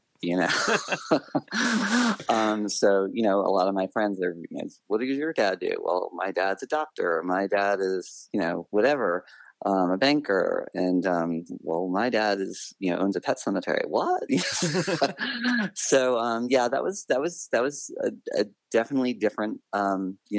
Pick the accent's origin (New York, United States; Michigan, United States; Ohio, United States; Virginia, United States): New York, United States; Bronxville; I grew up in a small town called Bronxville, New York